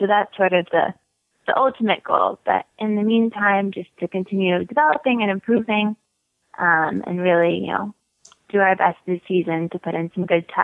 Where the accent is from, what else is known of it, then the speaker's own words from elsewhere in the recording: North Carolina, United States; moved away as an adult; also born or lived in California; now in Wellington, United States; Grew up in North Carolina